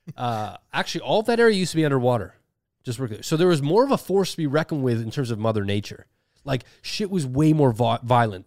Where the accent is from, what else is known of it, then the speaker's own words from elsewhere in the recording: Toronto, Ontario, Canada; I'm a guy from Toronto.